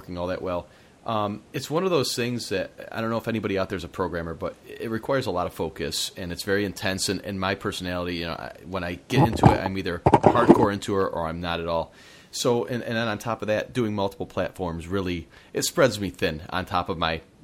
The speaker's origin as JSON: {"language": "English", "region": "Upstate New York", "country": "United States", "tie": "born or raised there", "said": "Upstate New York, my hometown, you know, in that area"}